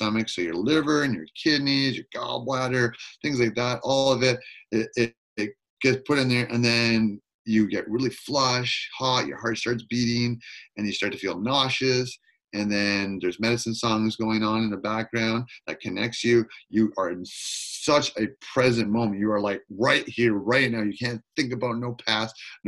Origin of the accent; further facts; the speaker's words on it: Campbell River, Port Hardy, and Queen Charlotte Islands, British Columbia, Canada; I grew up in Campbell River, Port Hardy, and Queen Charlotte's, and very indigenous